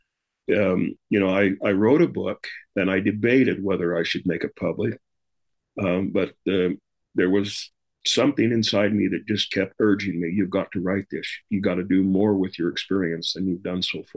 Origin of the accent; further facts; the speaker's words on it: Rexburg, Idaho, United States; moved away as an adult; now in Utah, United States; I moved to Utah from Idaho, Rexburg, Idaho, where I grew up